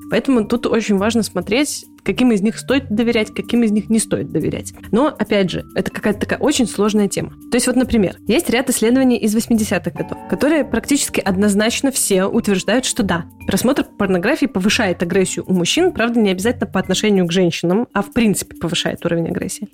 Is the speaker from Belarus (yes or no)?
yes; Gomel, Gomel Region, Belarus; moved away as an adult; also born or lived in Minsk, Belarus; now in Poland; Я белорусская, родилась и выросла в Гомеле